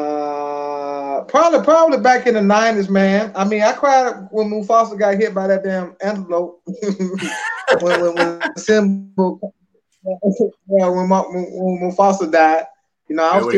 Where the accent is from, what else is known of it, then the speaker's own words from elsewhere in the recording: Birmingham, Alabama, United States; I'm from Birmingham.